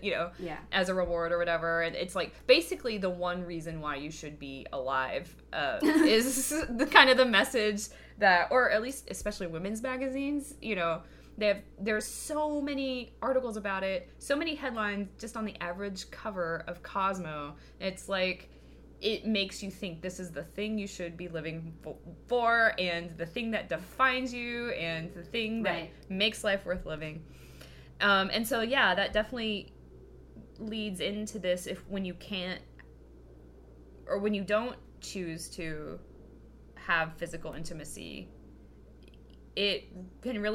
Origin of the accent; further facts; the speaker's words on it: Kentucky, United States; I grew up in Kentucky